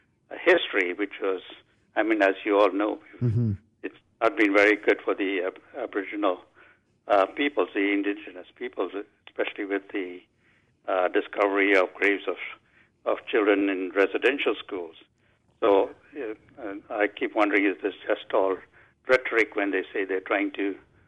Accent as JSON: {"language": "English", "country": "India", "moved": "yes", "lives_now": "British Columbia, Canada", "said": "I come originally from India"}